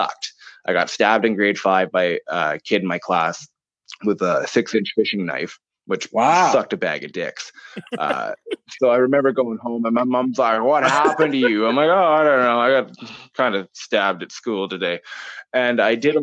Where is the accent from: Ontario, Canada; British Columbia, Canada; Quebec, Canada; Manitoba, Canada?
British Columbia, Canada; Campbell River; also born or lived in Vancouver; now in Blind Bay, Canada; I was born and raised in Campbell River.